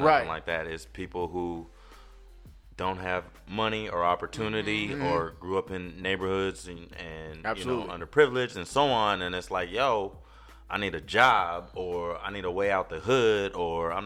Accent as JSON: {"language": "English", "country": "United States", "said": "I'm American"}